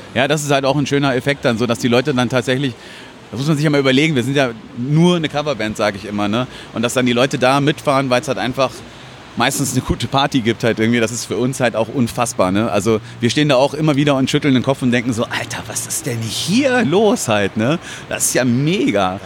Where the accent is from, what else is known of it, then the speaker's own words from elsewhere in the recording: Hilden, North Rhine-Westphalia, Germany; ich komme aus Hilden